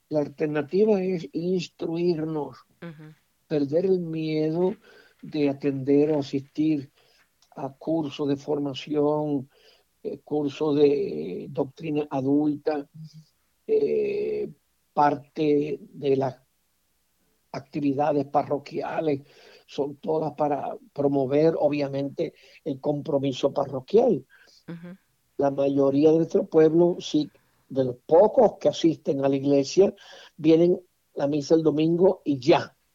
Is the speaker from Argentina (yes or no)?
no; Mexico; Con todo respeto a mi pueblo mexicano, yo considero al pueblo mexicano extremadamente machista.